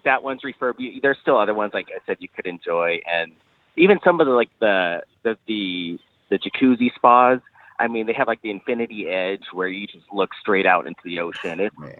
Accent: California, United States; I'm from California.

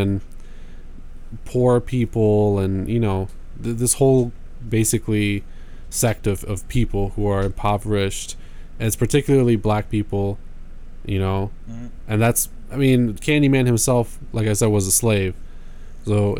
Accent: near Detroit, Michigan, United States; growing up near Detroit

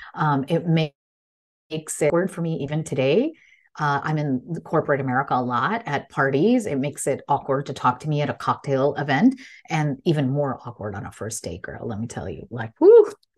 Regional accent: Illinois, United States; English is a second language; I was born to immigrant parents, so proud in a small town in Illinois, and English is my third language

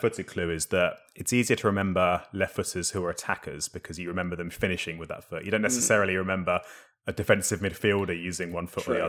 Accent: Paramaribo, Paramaribo District, Suriname; born there; I was born, this is an interesting one, would this have helped? I was born in Paramaribo, Suriname.

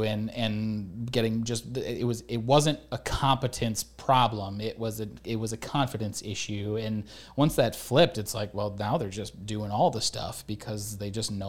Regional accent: Michigan, United States; because I came from Michigan, and apparently now there's finally ticks in Michigan

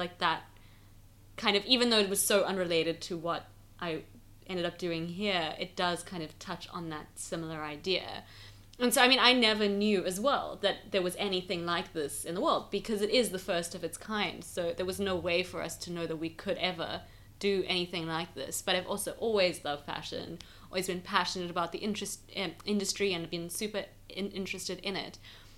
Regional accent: Johannesburg, Gauteng, South Africa; So I am South African. I grew up in Johannesburg.

